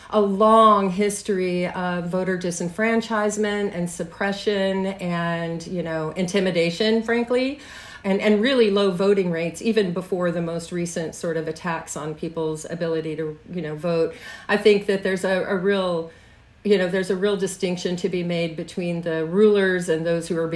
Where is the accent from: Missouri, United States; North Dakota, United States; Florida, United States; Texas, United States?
Texas, United States; Odessa; now in Chicago, United States; my street address where I grew up in Odessa.